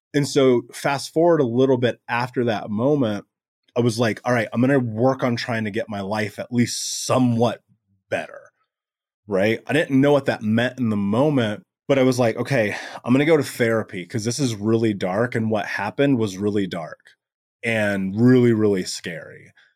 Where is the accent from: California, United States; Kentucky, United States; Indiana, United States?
Indiana, United States; Indianapolis; I grew up in America, in Indianapolis, in the greatest country in the world.